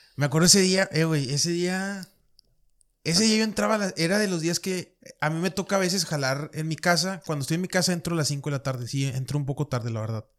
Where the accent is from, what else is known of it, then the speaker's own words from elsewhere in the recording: Monterrey, Nuevo León, Mexico; soy de Monterrey